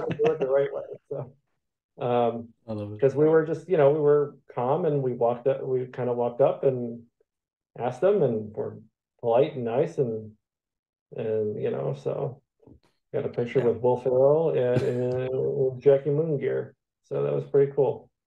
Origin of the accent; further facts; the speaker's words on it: Michigan, United States; moved away; I'm originally from Michigan